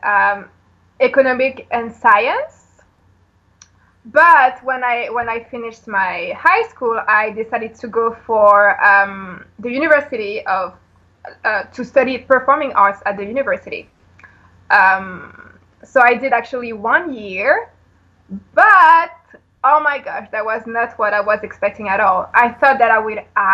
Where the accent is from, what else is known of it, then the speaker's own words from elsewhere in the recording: Paris, Île-de-France, France; moved away as an adult; now in Los Angeles, United States; I am from Paris in France.